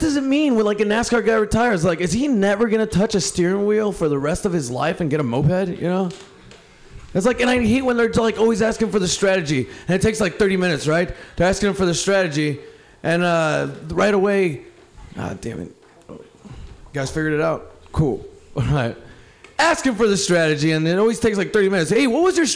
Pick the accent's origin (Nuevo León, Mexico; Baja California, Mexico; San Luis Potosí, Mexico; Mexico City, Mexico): Baja California, Mexico; Mexicali; now in Portland, United States; I'm from Mexico, Mexicali, in Portland, Oregon